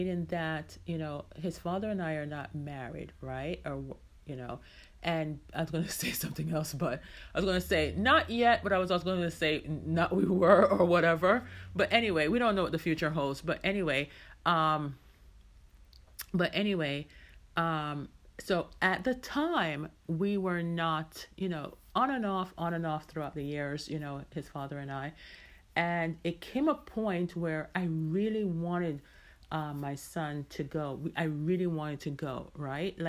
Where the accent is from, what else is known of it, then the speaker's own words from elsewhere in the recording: Jamaica; now in United States; I am Jamaican, you know, born and raised there, even though I've lived in the States for many, many, many, many years.